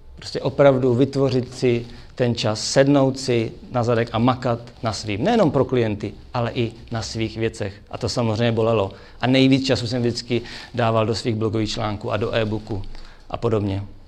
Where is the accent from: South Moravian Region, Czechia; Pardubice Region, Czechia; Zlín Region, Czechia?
South Moravian Region, Czechia; Brno; já jsem z Brna